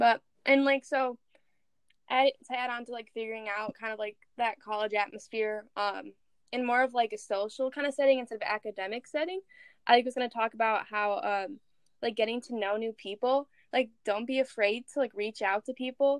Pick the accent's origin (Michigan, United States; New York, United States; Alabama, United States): Michigan, United States; Farmington; I'm from Farmington, Michigan